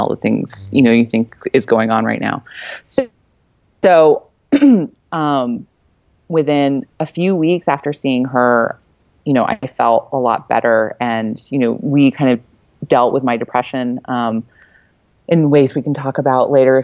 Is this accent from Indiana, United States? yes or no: no; California, United States; also born or lived in Boston; now in North Carolina, United States; I went home to California to my parents' house